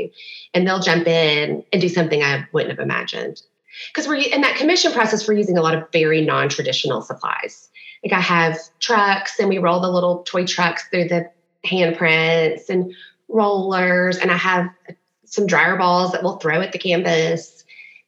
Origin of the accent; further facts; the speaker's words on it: Memphis, Tennessee, United States; moved away as an adult; also born or lived in Knoxville; now in Nashville, United States; I'm from Memphis originally